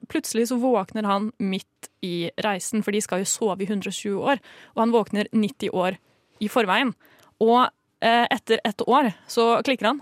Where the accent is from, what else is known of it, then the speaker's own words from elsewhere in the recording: Norway; vi som nordmenn